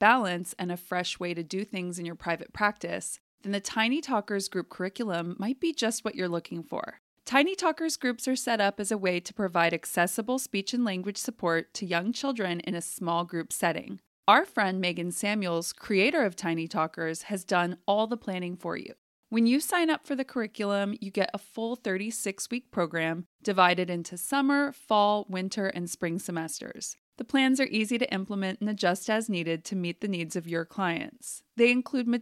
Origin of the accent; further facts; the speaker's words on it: Fresno, California, United States; also born or lived in Texas; I grew up in Fresno and in the summers, it would get up over 110